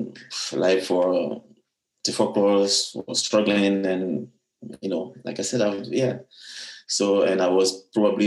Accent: France; also born or lived in Abidjan, Ivory Coast; I was born in Ivory Coast and arrived in France at the age of 7-8

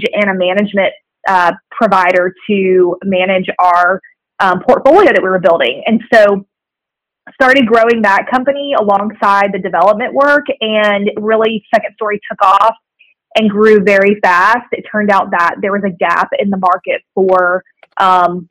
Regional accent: Tampa, Florida, United States; moved away as an adult; now in Chattanooga, United States; I'm from Tampa, Florida. That's where I grew up

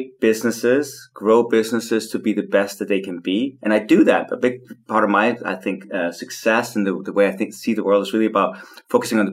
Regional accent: Copenhagen, Capital Region of Denmark, Denmark; I was born and raised in Copenhagen to very hippie parents

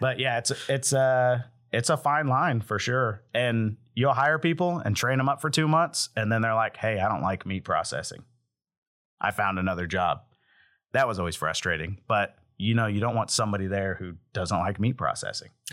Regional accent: Hominy, Oklahoma, United States; Hominy, Oklahoma, which is my hometown

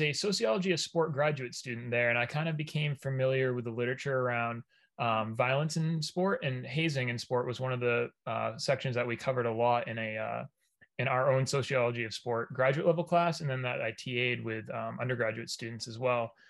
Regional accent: Oakland, Maine, United States; I'm originally from Oakland, Maine

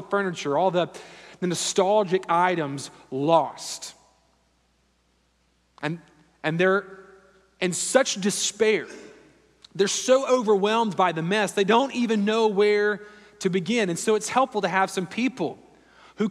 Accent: Louisiana, United States; moved away as an adult; also born or lived in Houston, Texas; now in Raleigh, United States; growing up in Louisiana and living in South Louisiana and in Houston for a number of years

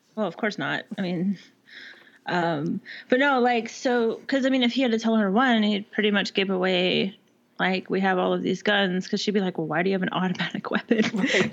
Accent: Texas, United States; also born or lived in Washington / Alaska; this is Texas, so I mean, if you ain't good with a gun, you got a problem

